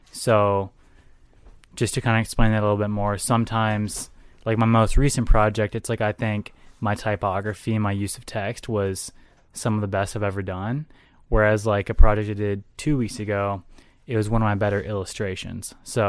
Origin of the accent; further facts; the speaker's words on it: the South, United States; now in Minnesota, United States; I grew up in the South, so I don't really base it off of the weather of Minnesota's months